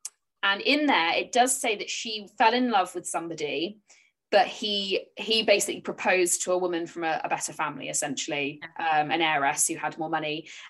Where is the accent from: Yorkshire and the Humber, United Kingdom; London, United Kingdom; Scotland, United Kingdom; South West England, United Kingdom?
South West England, United Kingdom; Bridport; also born or lived in Dorchester; I grew up literally in Hardy country. My birthplace was Dorchester, so I lived right by Max Gate. I lived in Bridport, which is, I think, as you call it, Port Breedy in his books. And I basically grew up around there